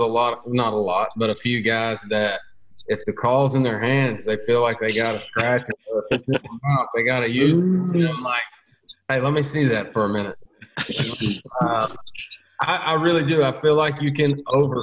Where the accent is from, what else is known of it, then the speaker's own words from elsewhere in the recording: Maury County, Tennessee, United States; I grew up in Murray County down here on Unali